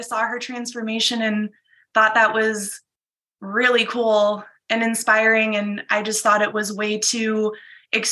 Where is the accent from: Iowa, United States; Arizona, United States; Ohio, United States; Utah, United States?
Iowa, United States; now in Minnesota, United States; I'm originally from Iowa